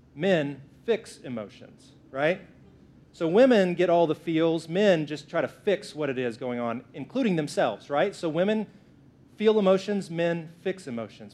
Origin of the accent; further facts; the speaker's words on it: the South, United States; I'm from the South, so I say it that way